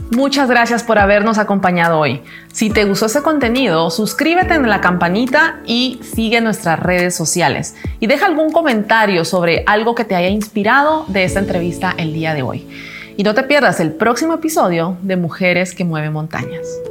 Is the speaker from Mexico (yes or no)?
no; Guatemala; como mujer guatemalteca